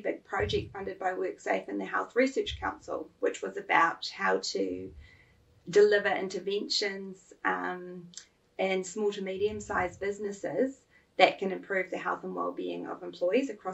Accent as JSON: {"language": "English", "region": "Auckland", "country": "New Zealand", "tie": "born or raised there", "also_born_or_lived": "Melbourne, Australia", "said": "Massey University in Auckland, which is my hometown"}